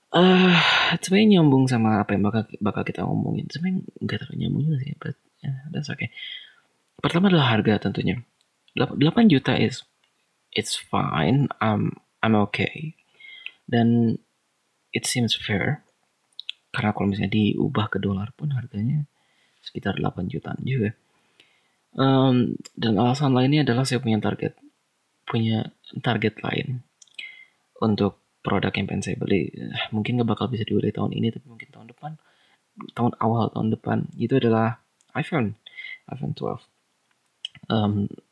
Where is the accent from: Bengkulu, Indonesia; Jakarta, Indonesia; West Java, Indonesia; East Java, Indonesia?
West Java, Indonesia; Bandung; Di Bandung ada satu. Wow, that's kota saya